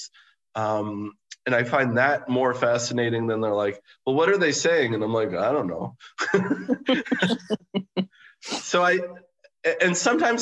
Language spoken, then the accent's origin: English; New York City, New York, United States; documented my experience growing up in New York City